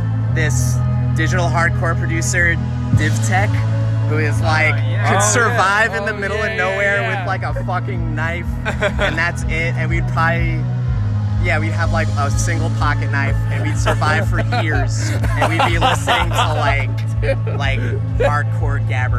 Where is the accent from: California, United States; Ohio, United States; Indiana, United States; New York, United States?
New York, United States; Long Island.